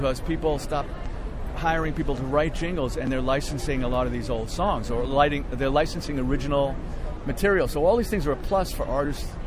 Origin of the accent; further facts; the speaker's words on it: New York City, New York, United States; I grew up in the Bronx watching the Ed Sullivan Show